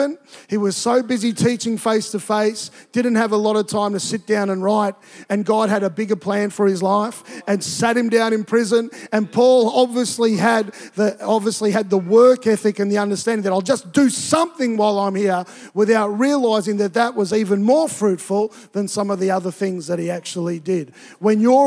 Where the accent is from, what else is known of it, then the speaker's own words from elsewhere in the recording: Tonga; moved away; also born or lived in Queensland, Australia; I grew up in Tonga, and it's a tropical environment. And I think when we moved to Queensland